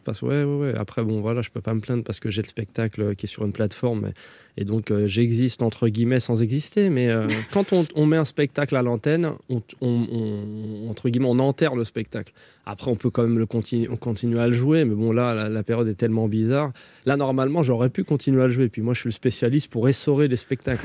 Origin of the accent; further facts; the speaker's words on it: Saint-Denis, Île-de-France, France; also born or lived in Connecticut, United States; j'ai grandi à Saint-Denis avec des Yougos, des, des, Antillais